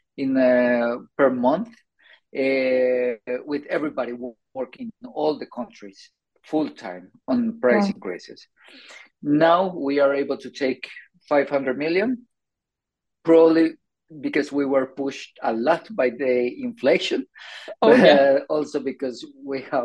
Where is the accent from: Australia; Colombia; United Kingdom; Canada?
Colombia; moved away as an adult; also born or lived in Sweden; now in Stockholm, Sweden; I'm originally from Colombia. I moved to Sweden around 15 years ago. I did it because of my master's